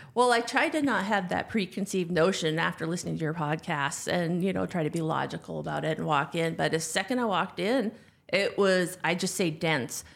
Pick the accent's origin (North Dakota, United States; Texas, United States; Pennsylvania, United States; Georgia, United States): North Dakota, United States; moved away as an adult; also born or lived in Ann Arbor, Michigan; I grew up in North Dakota